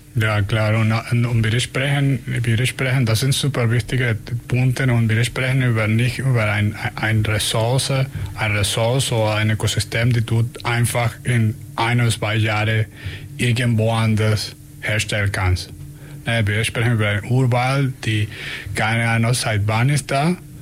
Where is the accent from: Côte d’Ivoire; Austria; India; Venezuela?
Venezuela; German is a second language; also born or lived in Germany; now in Ulm, Germany; ich komme aus, äh, aus Venezuela